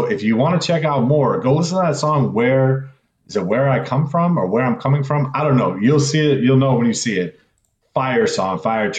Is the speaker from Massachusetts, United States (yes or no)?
no; Cedar Rapids, Iowa, United States; moved away as an adult; also born or lived in St. Louis, Missouri / Minnesota; now in Northeast, United States; I spent my formative years, my high school years, growing up in Cedar Rapids, Iowa, right? I moved from St. Louis up there. And from there, I actually moved to Minnesota, and then I came out this way to the Northeast.